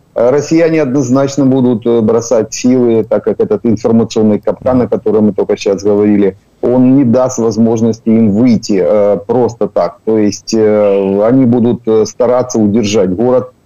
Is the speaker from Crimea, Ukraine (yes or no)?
no; Makiivka, Donetsk Oblast, Ukraine; Я родился в Макіївці, я Макіївчанин